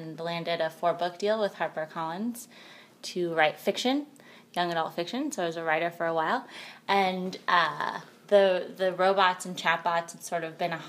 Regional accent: Piedmont, California, United States; I grew up in the Bay Area in Piedmont.

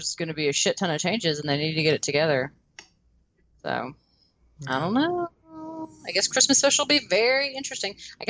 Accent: the South, United States; accent: Southern; Being a Southerner.

